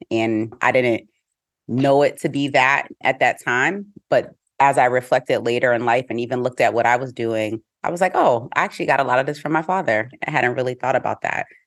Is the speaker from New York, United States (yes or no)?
yes; Albany, New York, United States; moved away as an adult; also born or lived in Atlanta, Georgia; now in Boston, United States; I grew up in a city that, though it wasn't majority Black